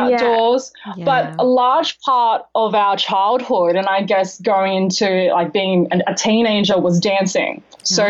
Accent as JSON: {"language": "English", "town": "Sydney", "region": "New South Wales", "country": "Australia", "tie": "born or raised there", "said": "born and bred Aussies of a first generation"}